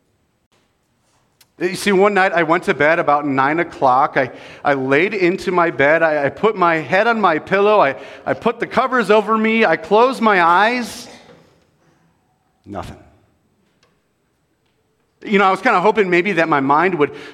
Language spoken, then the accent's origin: English; California, United States; moved away as an adult; now in Colorado, United States; I'm actually from California.